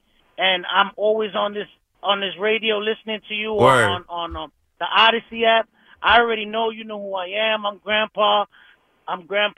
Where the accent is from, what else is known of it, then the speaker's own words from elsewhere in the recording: Brooklyn, New York, United States; now in Jersey City, United States; and I'm from Brooklyn. I moved to Jersey City.